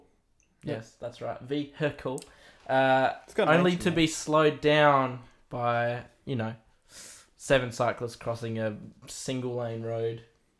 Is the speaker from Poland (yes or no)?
no; hometown on the Tour Down Under route, South Australia, Australia; there's a notorious hill in my hometown.